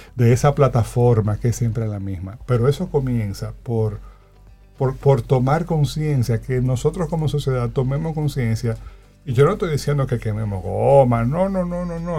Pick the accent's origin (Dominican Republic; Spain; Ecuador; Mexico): Dominican Republic; como sociedad, como dominicanos y dominicanas